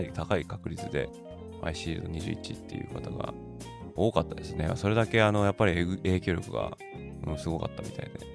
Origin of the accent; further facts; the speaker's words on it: Tokyo, Japan; moved away; 私東京出身なんですけど